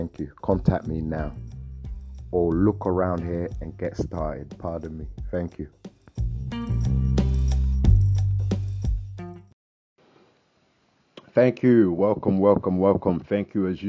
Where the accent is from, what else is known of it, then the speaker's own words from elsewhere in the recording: London, United Kingdom; I'm from London here, UK